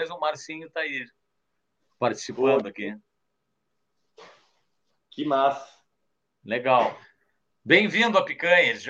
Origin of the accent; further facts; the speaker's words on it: São Paulo, Brazil; born there; Vocês estão bem pertinho da onde eu nasci, cara. Eu nasci na Climação, que é aí do lado